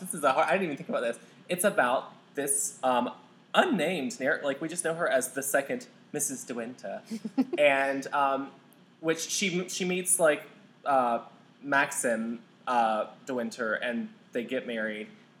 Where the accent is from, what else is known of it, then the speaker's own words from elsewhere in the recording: the South, United States; accent: southern; My southern accent is not favorable to this.